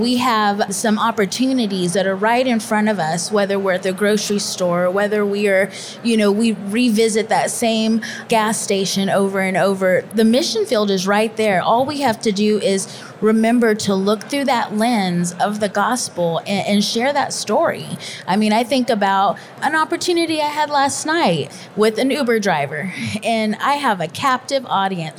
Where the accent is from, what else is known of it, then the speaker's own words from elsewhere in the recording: Texas, United States; moved away as an adult; now in Kentucky, United States; I was born and raised in Texas and called to Kentucky